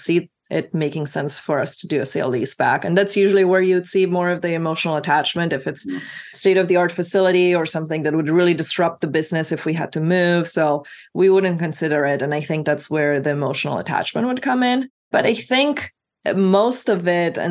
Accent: Romania; now in United States; I grew up skiing in Romania, which is very icy and very rocky

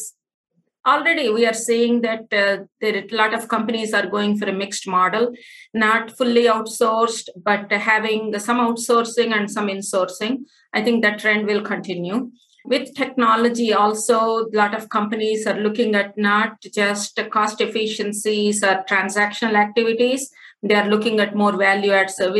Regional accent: India; moved away as an adult; now in United States; Born and brought up in India, I have a master's in physics and I also have an MBA in e-commerce. I came to the US about 25 plus years ago.

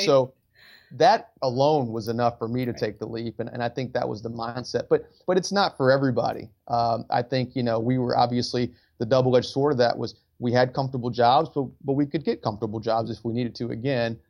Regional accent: Detroit, Michigan, United States; moved away as an adult; I grew up in Detroit, Michigan

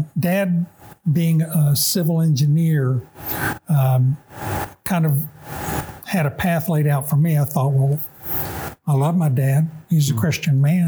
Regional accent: Gastonia, North Carolina, United States; also born or lived in the South; My childhood, I grew up in North Carolina.

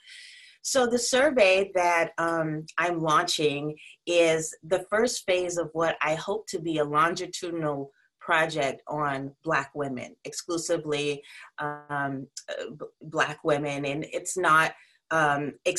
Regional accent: South Carolina, United States; also born or lived in Connecticut; now in New York City, United States; I'm from South Carolina, but I'm currently in Connecticut. where we're on lockdown, and I live in New York City.

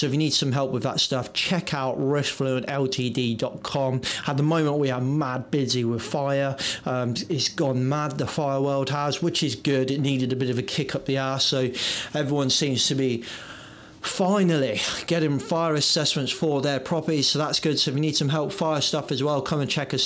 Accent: England, United Kingdom; I was born in England, but I am very much British

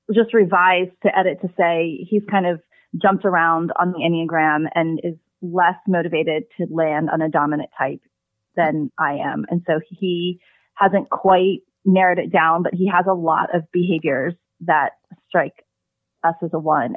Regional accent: United States; born or raised there; also born or lived in South Korea

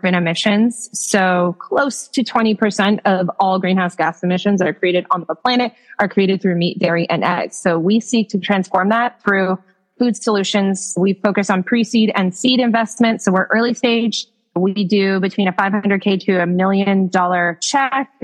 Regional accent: Canada; now in United States; As a young child growing up in Canada

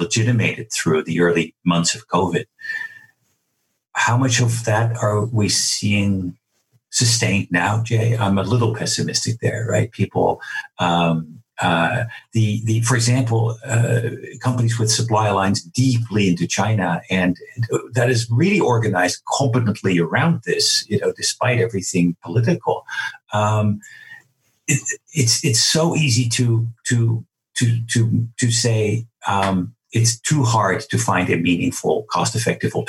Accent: Netherlands; moved away; I'm Dutch

